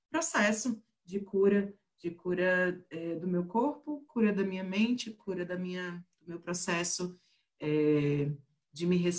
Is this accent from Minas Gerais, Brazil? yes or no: no; Pernambuco, Brazil; now in Brasília, Brazil; eu sou pernambucana, mas eu moro em Brasília e tem uns bons 11 anos.